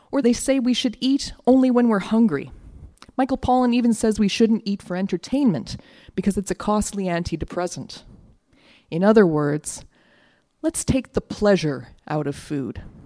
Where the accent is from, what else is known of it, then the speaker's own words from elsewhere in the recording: Winnipeg, Manitoba, Canada; When I was a kid growing up in Winnipeg